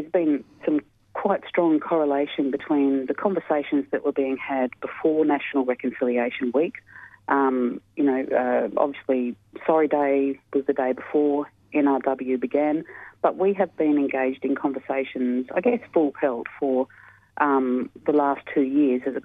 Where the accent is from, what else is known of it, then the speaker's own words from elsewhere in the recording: Yuwaalaraay country, northwestern New South Wales, Australia; I'm from Yuwellari country, which is in northwestern New South Wales.